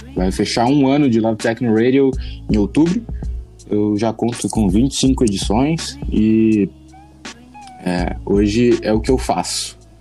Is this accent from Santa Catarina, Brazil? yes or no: yes; Chapecó, Santa Catarina, Brazil; eu sou de Chapecó, Santa Catarina, extremo oeste de Santa Catarina